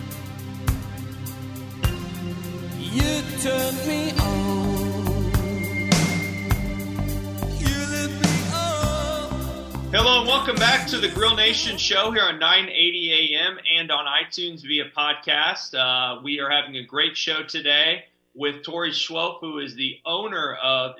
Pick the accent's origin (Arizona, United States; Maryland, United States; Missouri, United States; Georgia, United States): Missouri, United States; Kansas City; as a former Northlander, I grew up in the Northland